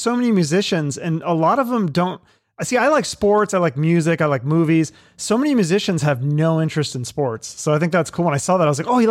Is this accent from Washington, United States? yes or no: yes; Seattle, Washington, United States; moved away; I'm from Seattle originally.